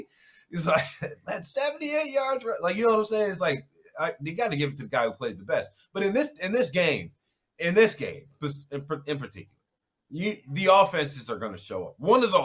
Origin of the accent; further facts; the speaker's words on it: New Orleans, Louisiana, United States; Three Louisiana boys. You know, I'm originally from New Orleans.